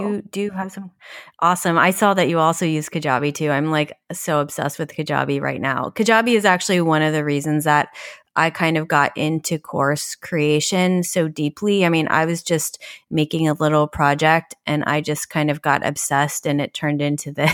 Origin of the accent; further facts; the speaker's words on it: New York, United States; as a New Yorker